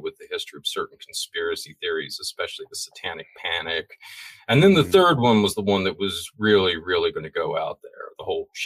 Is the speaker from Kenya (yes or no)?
no; Florida, United States; I'm from Florida